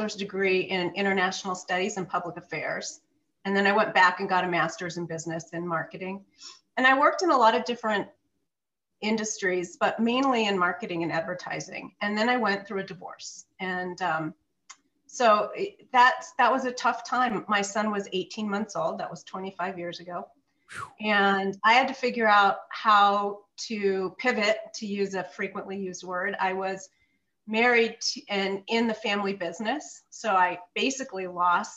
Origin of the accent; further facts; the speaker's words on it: Southern California, United States; also born or lived in Cincinnati, Ohio / Colorado; now in Denver, United States; But we moved to Southern California when I was 9 months old, and that's where I grew up